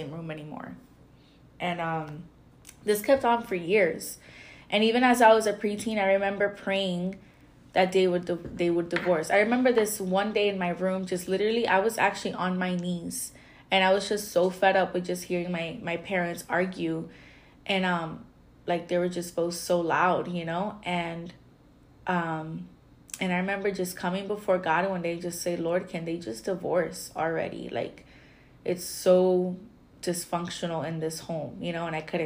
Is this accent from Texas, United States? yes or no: no; Florida, United States; I'm from Florida